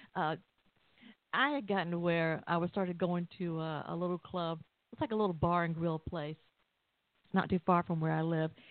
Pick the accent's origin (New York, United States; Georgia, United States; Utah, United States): Georgia, United States; Atlanta; I'm from Atlanta